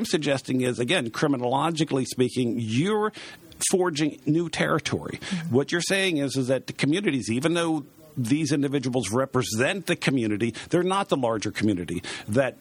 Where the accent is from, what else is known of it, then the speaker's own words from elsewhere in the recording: Baltimore, Maryland, United States; I was born and raised in Baltimore